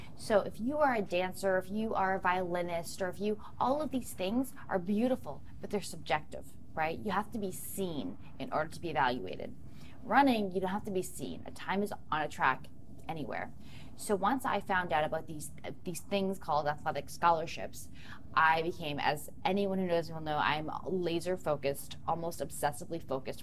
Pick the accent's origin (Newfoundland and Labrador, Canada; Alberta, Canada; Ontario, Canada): Ontario, Canada; four hours north of Toronto; moved away as an adult; also born or lived in United States; I'm from four hours north of Toronto.